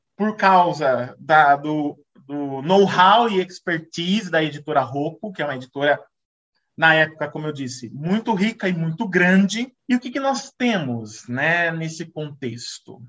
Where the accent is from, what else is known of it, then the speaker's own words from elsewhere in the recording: Brazil; como brasileiro